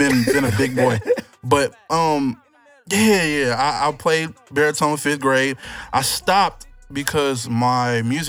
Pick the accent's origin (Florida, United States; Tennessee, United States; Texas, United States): Texas, United States; Houston; I'm from Houston. I've been here living in Houston all my life